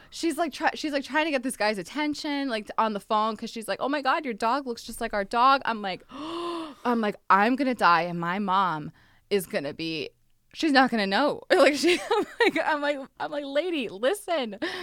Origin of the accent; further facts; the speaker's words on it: Texas, United States; now in Los Angeles, United States; I grew up in Texas where we had a lot of tornadoes